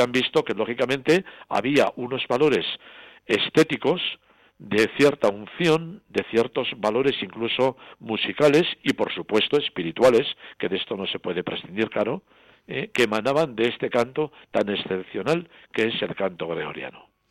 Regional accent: Burguete, Navarre, Spain; mi santuario natal de Roncesvalles, yo soy de Burguete

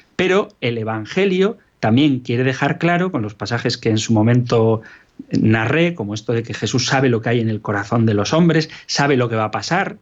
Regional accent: Basque Country, Spain; a mi tierra natal, al País Vasco

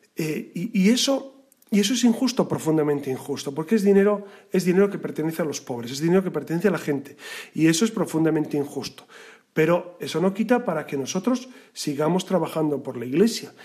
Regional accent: Castile, Spain; yo soy castellano

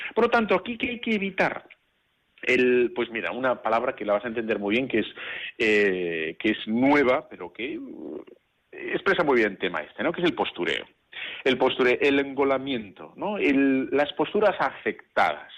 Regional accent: Bilbao, Basque Country, Spain; como soy de Bilbao, tú ya sabes que yo soy de Bilbao

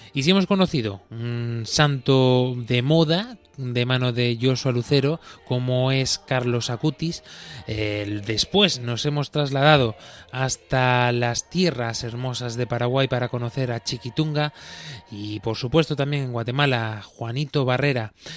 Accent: Baeza, Andalusia, Spain; mi pueblo, donde yo soy originario, eh, Baeza, en Jaén, eh, Andalucía

